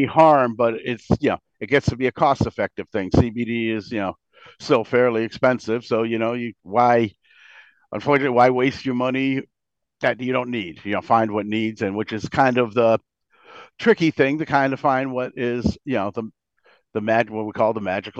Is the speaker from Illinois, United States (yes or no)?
no; Bristol, Connecticut, United States; and we're from Bristol. We live in Bristol